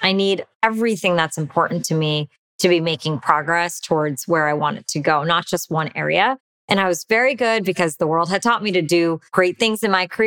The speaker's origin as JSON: {"language": "English", "country": "United States", "tie": "born or raised there", "said": "by being Indian and American growing up here."}